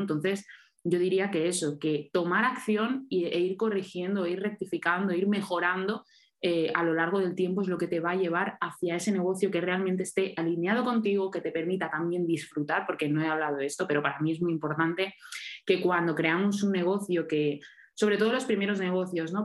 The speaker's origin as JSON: {"language": "Spanish", "area": "Mallorca", "region": "Balearic Islands", "country": "Spain", "said": "ahora estoy en Mallorca, en mi tierra"}